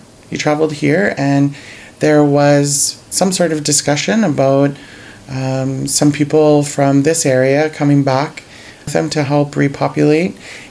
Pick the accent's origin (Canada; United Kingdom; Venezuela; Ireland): Canada; Sault Ste. Marie, Ontario; also born or lived in Manitoba / Little Peguis, Manitoba; I am from Manitoba. I haven't always lived in Manitoba. I've lived the majority of my life in Sault Ste. Marie. But yeah, so I'm from Treaty 1, originally from Little Peguis